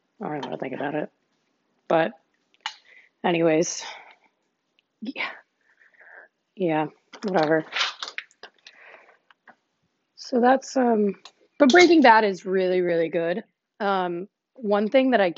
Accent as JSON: {"language": "English", "region": "Texas", "country": "United States", "tie": "born or raised there", "said": "in my hometown, I'm from Texas."}